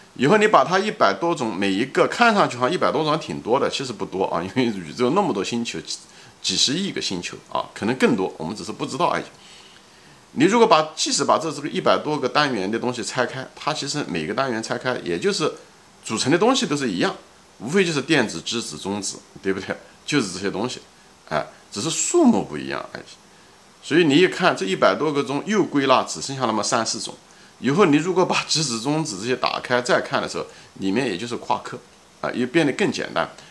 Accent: China; 我们中国人是大多数人都是唯物主义者

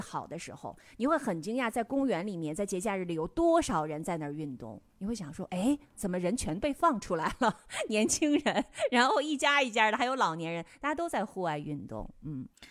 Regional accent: Northeast China, China; 我们东北菜

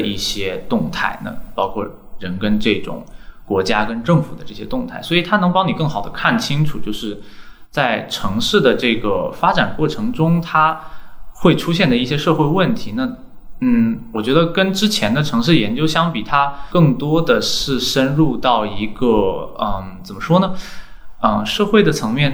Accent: Xiamen, Fujian, China; moved away as an adult; now in Shanghai, China; 我是厦门人，嗯。然后在二零零七年的时候，嗯。就在我住的那个区

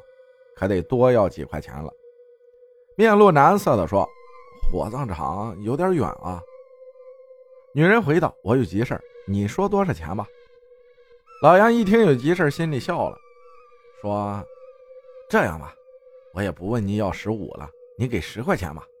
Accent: Sichuan, China; 我老家是四川的一个小县城，大概是九十年代初的时候吧。

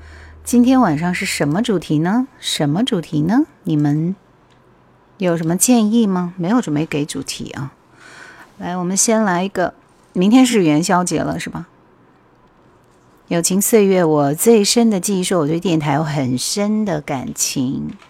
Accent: Jingzhou, Hubei, China; accent: Hong Kong-Taiwan accent; 我是土生土长的湖北荆州人，本地内地的，不是台湾的。就我港台腔很明显，是不是？

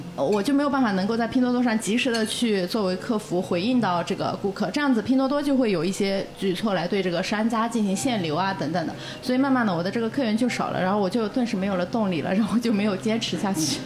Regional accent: Yunnan, China; now in Shanghai, China; 我家乡是云南的嘛

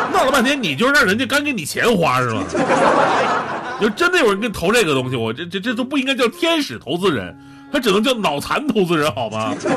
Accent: Northeast China, China; 我们东北人呢，真的不是这样的

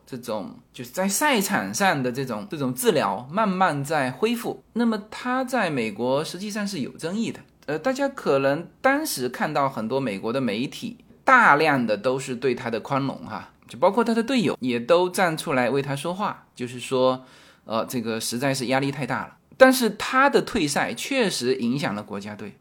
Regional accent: China; 我们中国人理解的那种下跪

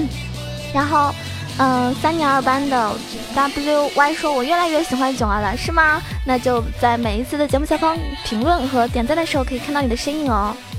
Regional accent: Zhejiang, China; 因为我是浙江人

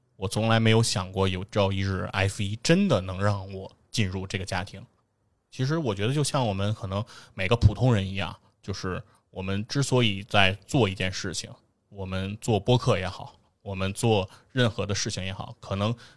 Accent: China; 我们中国人

